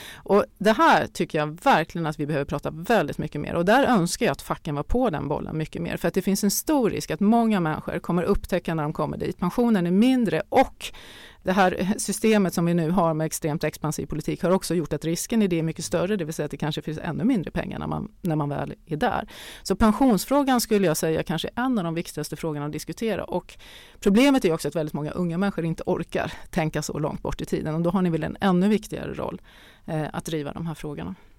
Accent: Sweden; vi är svenskar

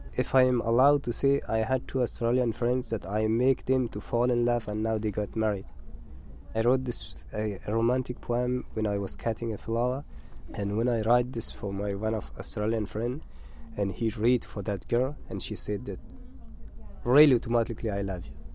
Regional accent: northern Afghanistan, Afghanistan; English is a second language; moved away; I'm from Afghanistan, from north of Afghanistan, and I live in a village by the name of Khoris.

